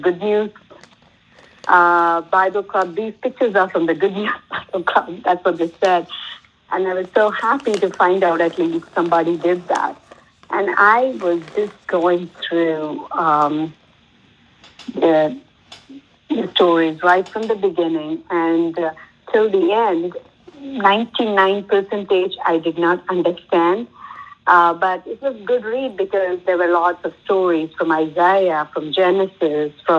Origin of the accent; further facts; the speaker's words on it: South India, India; I come from South